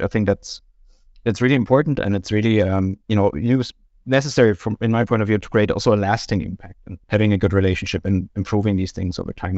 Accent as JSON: {"language": "English", "country": "Germany", "moved": "as an adult", "lives_now": "Denmark", "said": "I'm from Germany originally, have been living in Denmark for about ten years now"}